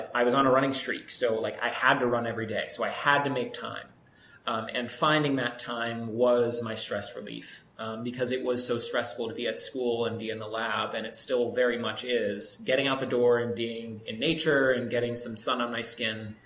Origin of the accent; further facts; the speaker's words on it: Pittsburgh, Pennsylvania, United States; I grew up in Pittsburgh, so I was just in the suburbs